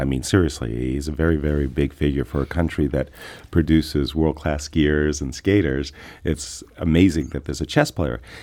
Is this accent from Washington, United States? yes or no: yes; Seattle, Washington, United States; I'm from Seattle